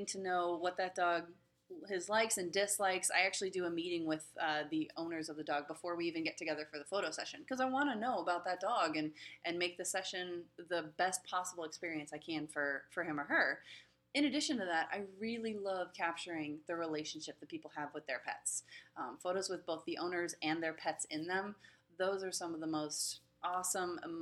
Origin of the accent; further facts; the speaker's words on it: West Coast, United States; also born or lived in Pensacola, Florida; now in San Diego, United States; I'm from the West Coast originally